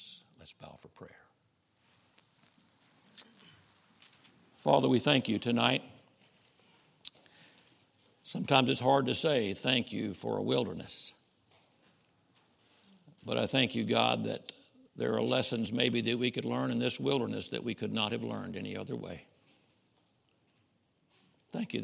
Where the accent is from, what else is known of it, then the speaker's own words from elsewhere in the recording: Camden, Arkansas, United States; I'm from Camden, Arkansas, just north of where you are